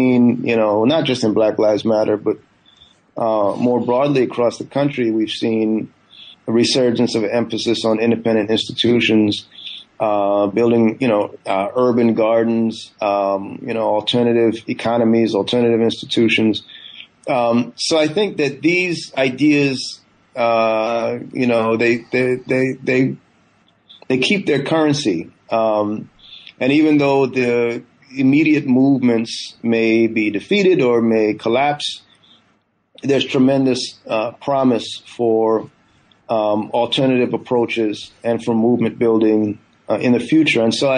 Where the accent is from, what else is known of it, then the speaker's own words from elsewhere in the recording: California, United States; also born or lived in Guyana; I was born in Guyana in the 70s and grew up, you know, my family moved to the U.S. I grew up in Northern California beginning in the 1980s.